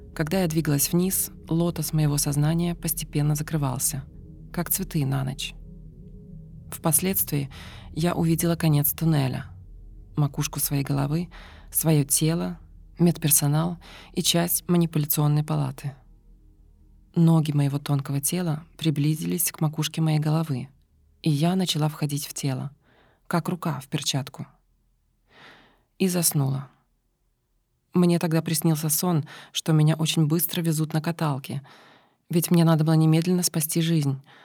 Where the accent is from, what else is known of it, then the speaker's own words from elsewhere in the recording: Ukraine; я с Украины